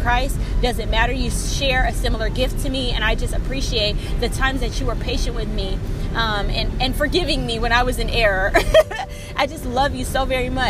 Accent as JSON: {"language": "English", "town": "Seattle", "region": "Washington", "country": "United States", "tie": "born or raised there", "also_born_or_lived": "Oregon", "moved": "as an adult", "said": "I grew up in Seattle, Washington, where I grew up around a lot of culture"}